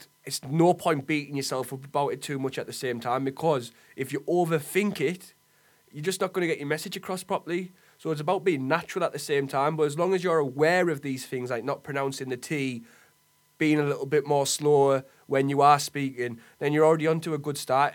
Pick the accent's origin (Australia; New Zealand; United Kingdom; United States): United Kingdom; Middlesbrough, North East England; growing up in Middlesbrough